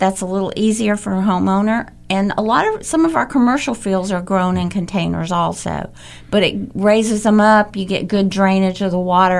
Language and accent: English; Bradley Junction, Florida, United States; also born or lived in Jacksonville, Florida; I was born in Jacksonville, and I was raised in Polk County.